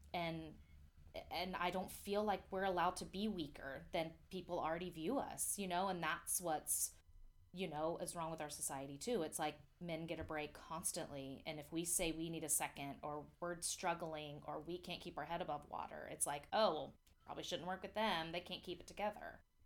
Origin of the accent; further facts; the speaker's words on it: near Atlanta, Georgia, United States; moved away; it's closest to my hometown